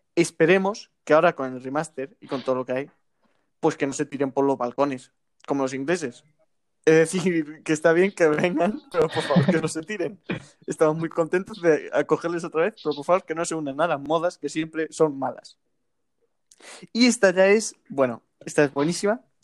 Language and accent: Spanish; Spain